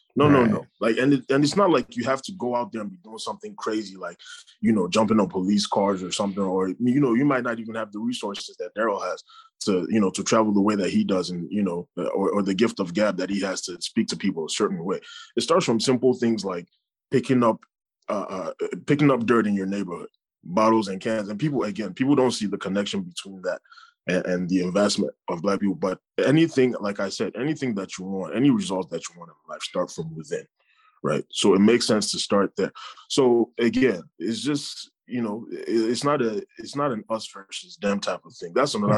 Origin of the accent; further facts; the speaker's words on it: United States; as a Black man, as a Nigerian man, whatever you want to call me, as a Nigerian American man in America, I am still affected by those things.